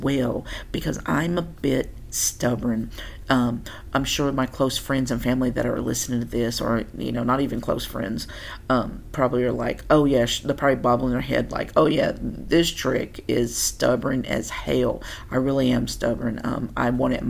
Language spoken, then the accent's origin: English; Tennessee, United States; moved away as an adult; also born or lived in Oklahoma; I'm from Tennessee, born and bred